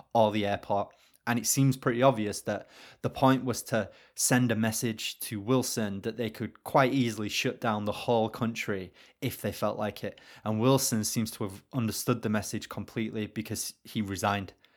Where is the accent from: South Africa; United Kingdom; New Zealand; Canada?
United Kingdom; I'm British